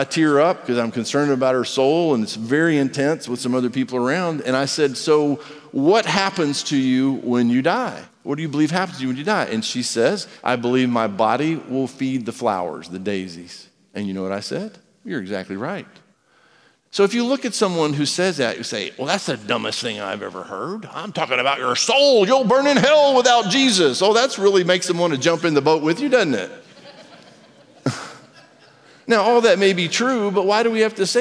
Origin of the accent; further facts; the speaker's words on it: United States; I'm an American. The A is silent if you say it right. I'm American